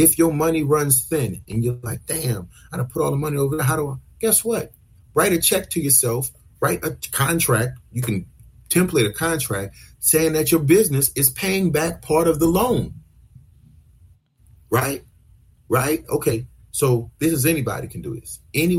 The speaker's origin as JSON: {"language": "English", "town": "New Orleans", "region": "Louisiana", "country": "United States", "said": "We're from the South, from New Orleans, we speak fast"}